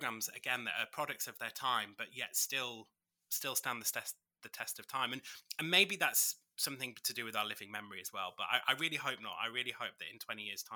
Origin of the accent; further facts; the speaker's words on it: just outside of York, Yorkshire and the Humber, United Kingdom; moved away as an adult; also born or lived in Birmingham; now in Warwickshire, United Kingdom; I grew up just outside of York in North Yorkshire, and then I moved to Birmingham